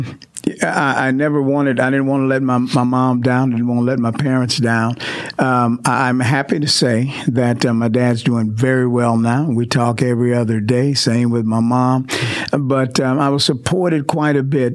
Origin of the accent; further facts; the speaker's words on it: Houston, Texas, United States; moved away as an adult; now in Mansfield, United States; I was born in Houston, Texas. I was born in Mercy Hospital, located in the part of Houston known as Sunnyside. So, I'm a kid from born in Sunnyside, attended church in Third Ward, and lived a while in Fifth Ward. So I kind of lived all over the Houston area.